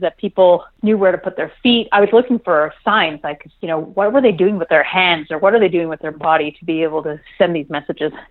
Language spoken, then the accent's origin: English; Montreal, Quebec, Canada; at the time, I lived in Montreal. That's my my hometown